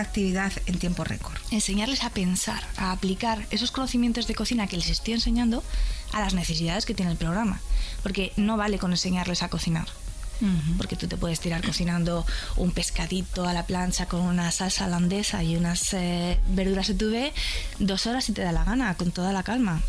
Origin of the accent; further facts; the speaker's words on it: Madrid, Community of Madrid, Spain; Soy madrileña